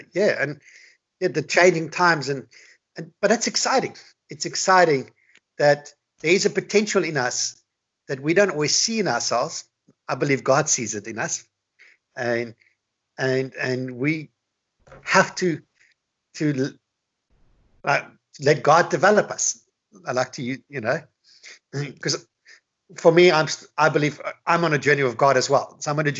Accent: Australia; moved away; I grew up in Australia.

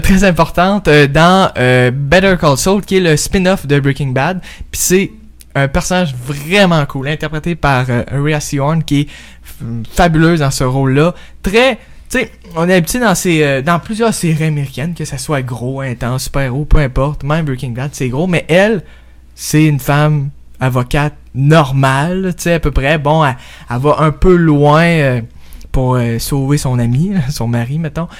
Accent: Quebec, Canada; je suis, euh, né, euh, dans le pays du Québec et vive dans le pays du Québec

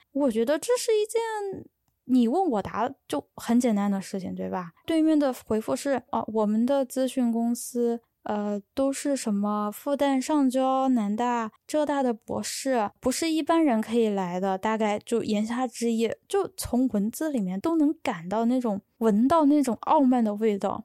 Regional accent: Chongqing, China; 我是重庆的

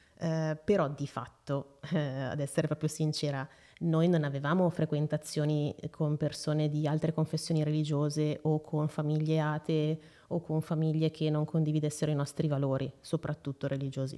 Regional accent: Seregno, Lombardy, Italy; also born or lived in Brianza; vengo da Seregno, sono nata a Seregno, eh, attualmente vivo ancora lì

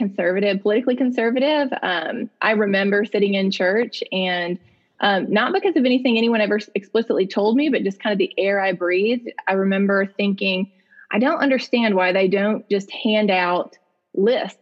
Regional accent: Jackson, Mississippi, United States; I'm in Jackson, Mississippi. Born and raised here, still live here

